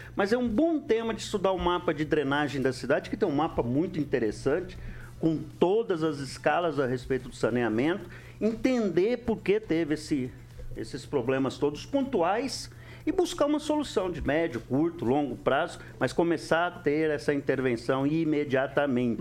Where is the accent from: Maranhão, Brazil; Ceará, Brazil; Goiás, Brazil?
Maranhão, Brazil; São Luís; now in Maringá, Brazil; que eu sou maranhense, eu nasci lá em São Luís.